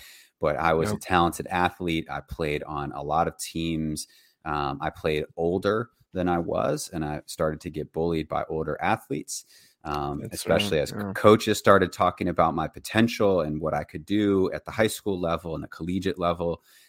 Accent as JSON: {"language": "English", "region": "Virginia", "country": "United States", "tie": "born there", "said": "And so I was born in Virginia. In Virginia, middle-class family, two parents"}